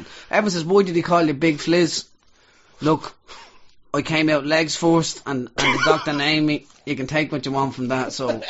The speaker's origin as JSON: {"language": "English", "country": "Ireland", "said": "we're Irish."}